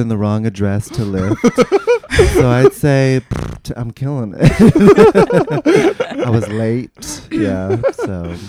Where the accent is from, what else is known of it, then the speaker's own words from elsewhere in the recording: San Rafael, California, United States; also born or lived in San Francisco; I'm from San Rafael, California, like Marin County. It's like suburb. Yeah. And my mom is Japanese and my dad is a Jewish.